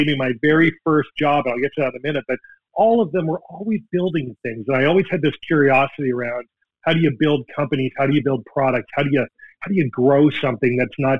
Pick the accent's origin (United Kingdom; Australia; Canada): Canada; now in Seattle, United States; as a Canadian, as a hockey guy